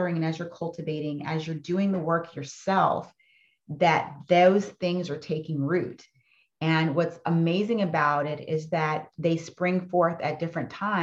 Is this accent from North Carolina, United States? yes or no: yes; Fayetteville, North Carolina, United States; my childhood growing up in Fayetteville, North Carolina was pretty amazing